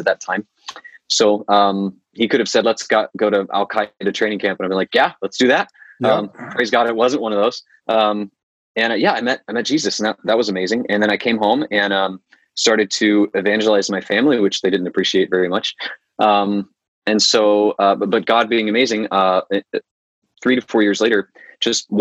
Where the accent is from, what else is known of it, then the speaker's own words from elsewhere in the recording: Panama City Beach, Florida, United States; I was born and raised in Panama City Beach, Florida